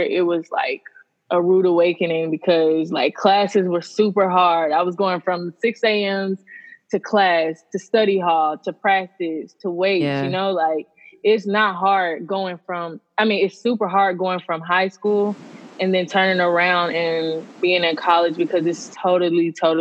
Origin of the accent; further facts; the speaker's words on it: Grand Prairie, Texas, United States; Well, Grand Prairie, Texas, but if you guys don't know, it's around Dallas